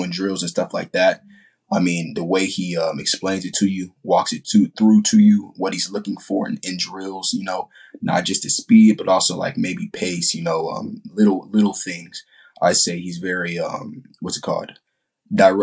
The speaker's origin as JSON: {"language": "English", "town": "San Antonio", "region": "Texas", "country": "United States", "tie": "born or raised there", "also_born_or_lived": "Ramstein Air Base, Germany / Ohio (family)", "said": "Then I moved to San Antonio, Texas in 2009. So I'd say I've been here for"}